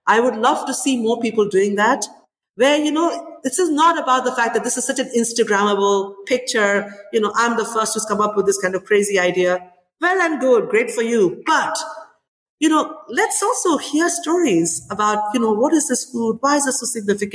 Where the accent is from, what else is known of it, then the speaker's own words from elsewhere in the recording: India; moved away as an adult; now in London, United Kingdom; when I grew up in India